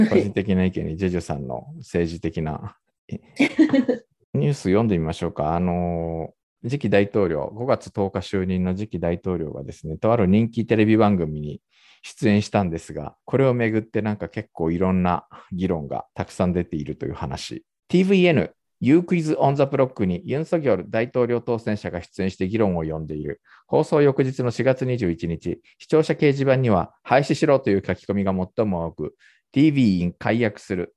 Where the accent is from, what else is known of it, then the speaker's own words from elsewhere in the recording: Japan; now in South Korea; 日本生まれ、今は2回目の韓国在住、えー、韓国人じゃなくて日本人